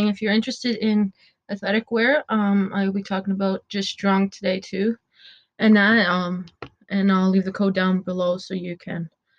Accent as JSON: {"language": "English", "region": "Ontario", "country": "Canada", "said": "we're in lockdown right now in Ontario, where I'm from. I'm from Canada"}